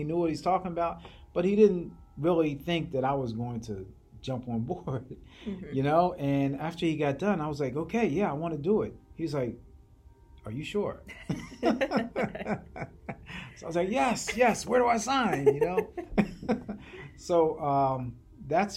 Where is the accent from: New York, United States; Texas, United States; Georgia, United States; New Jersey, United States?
New Jersey, United States; Williamstown; The town I grew up in is called Williamstown, New Jersey